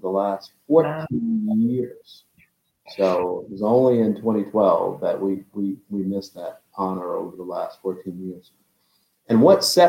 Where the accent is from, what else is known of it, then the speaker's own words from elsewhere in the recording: West Palm Beach, Florida, United States; moved away as an adult; also born or lived in Texas; a typical kid growing up in West Palm Beach, Florida.